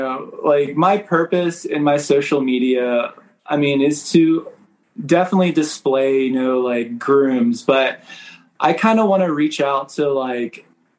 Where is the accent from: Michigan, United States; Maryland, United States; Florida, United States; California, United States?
Maryland, United States; also born or lived in Miami / New York; now in Kentucky, United States; Mostly my childhood, I grew up in Maryland, right outside of Baltimore. I lived in Miami and New York